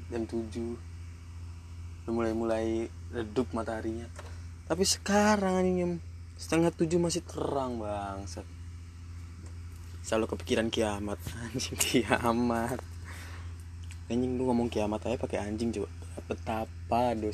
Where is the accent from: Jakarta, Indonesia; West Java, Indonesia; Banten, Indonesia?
West Java, Indonesia; Depok; Oh ya asal Depok gue ya. Gue asal Depok, umur gue baru bulan kemarin 18 tahun